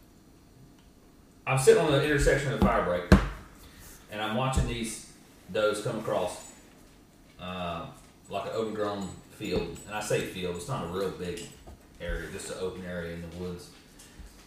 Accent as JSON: {"language": "English", "region": "Georgia", "country": "United States", "tie": "born or raised there", "said": "growing up in Georgia"}